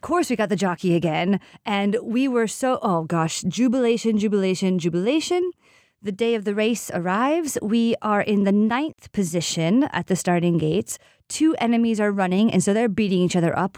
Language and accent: English; United States; now in Siena, Italy; I am American